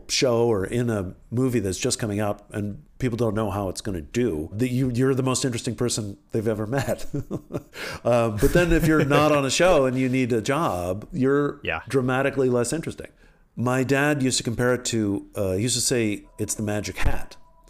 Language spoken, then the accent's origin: English; Washington, D.C. area, United States; also born or lived in Paris, France; I grew up outside of Washington, D.C. largely. When we moved back from Paris, we moved back to the Washington area.